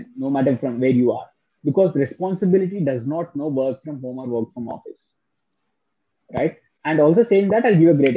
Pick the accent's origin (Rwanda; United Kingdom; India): India; Hyderabad, Telangana; I'm from Hyderabad.